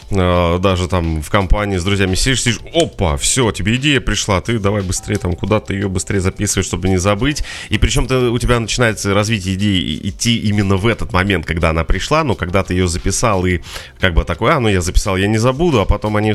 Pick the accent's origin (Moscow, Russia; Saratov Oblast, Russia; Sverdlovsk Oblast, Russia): Moscow, Russia; Нет, я из Москвы.